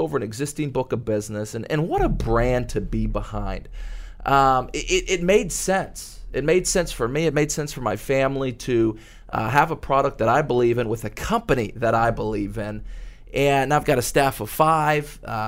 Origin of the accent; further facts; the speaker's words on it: Dallas-Fort Worth metroplex, Texas, United States; I grew up in the Dallas-Fort Worth metroplex